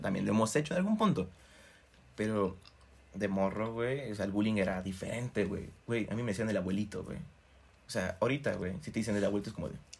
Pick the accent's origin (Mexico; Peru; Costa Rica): Mexico; Cuernavaca, Morelos; Somos de Cuernavaca